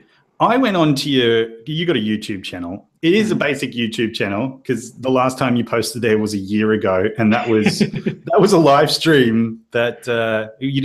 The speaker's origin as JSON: {"language": "English", "country": "Australia", "said": "us Australians"}